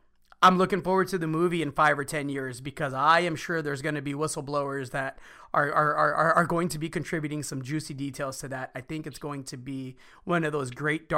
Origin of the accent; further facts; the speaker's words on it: Monte Escobedo, Zacatecas, Mexico; now in Texas, United States; my hometown of Montes Escobedo, Zacatecas